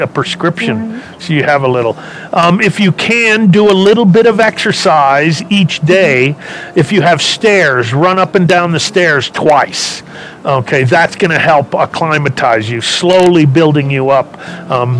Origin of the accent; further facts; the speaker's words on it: Los Angeles, California, United States; I was born and raised in California. L.A., a small little southern town in California, Los Angeles